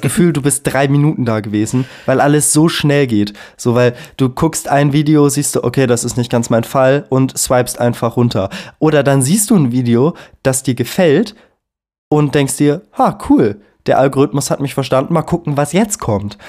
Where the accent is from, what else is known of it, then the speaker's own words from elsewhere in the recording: Hesse, Germany; now in Munich, Germany; ich komme ja aus der Provinz. Ne? In Hessen